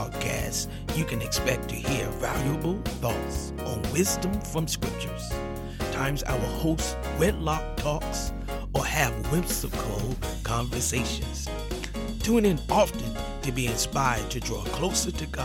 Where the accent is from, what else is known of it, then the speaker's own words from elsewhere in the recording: Washington, District of Columbia, United States; now in Forestville, United States; I am from Washington, D.C.